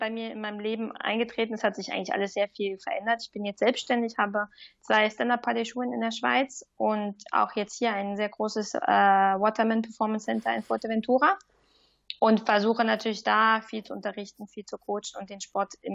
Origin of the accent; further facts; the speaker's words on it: Germany; now in Lausanne, Switzerland; Ich fühle mich aber als Deuts